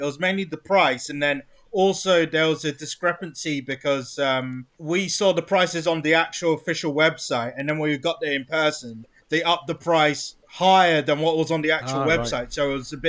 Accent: England, United Kingdom; Yes, like they tried to scam us because we're English tourists.

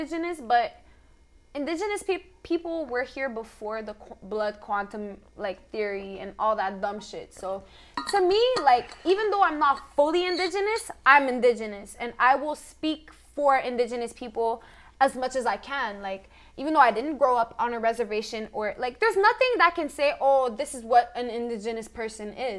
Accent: Canada; we as Canadian people

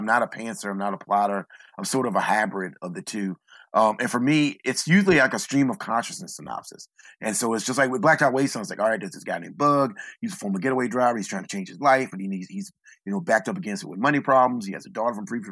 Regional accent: Southeastern Virginia, United States; I'm from Southeastern Virginia. I live in a small town

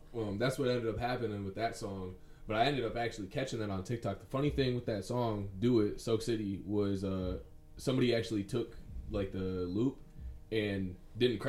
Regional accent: Southgate, Michigan, United States; I'm from Southgate, Michigan

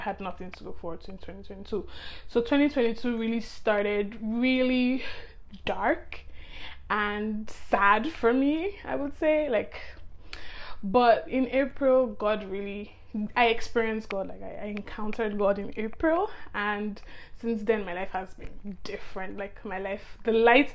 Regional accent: Nigeria; I'm from Nigeria, which is in Africa

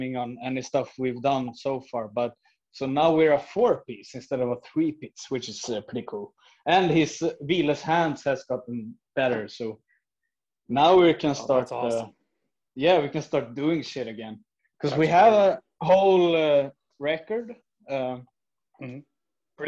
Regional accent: Skövde, Västra Götaland, Sweden; we grew up here in Skövde

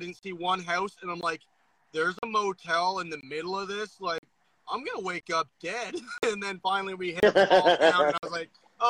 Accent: Nova Scotia, Canada; I'm from Nova Scotia. I'm going to keep my mouth shut.

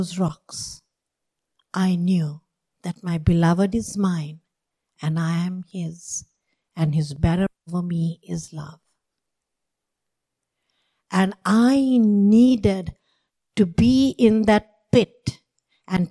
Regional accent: Sri Lanka; moved away; I grew up in Sri Lanka.

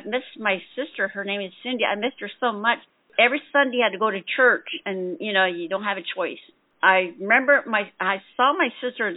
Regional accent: Shiprock, New Mexico, United States; first language Navajo; English is a second language; moved away; I'm originally from Shiprock, New Mexico

